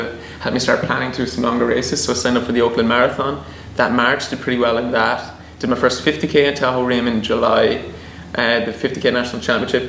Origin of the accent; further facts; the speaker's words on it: southeast of Ireland, Ireland; moved away as an adult; now in San Francisco, United States; I'm an Irish fellow that moved here to San Francisco 4 years ago. Grew up on a dairy farm back in the southeast of Ireland.